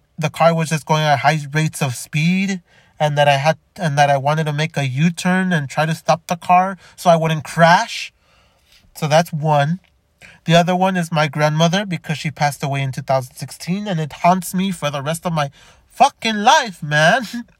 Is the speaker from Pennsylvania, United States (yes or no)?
no; Los Angeles, California, United States; born there; also born or lived in Chicago / Downey; now in Montebello, United States; I lived in Chicago, I lived in Downey, I lived in Los Angeles, I was born in Boyle Heights, I lived in Montebello before living in where I live now in Montebello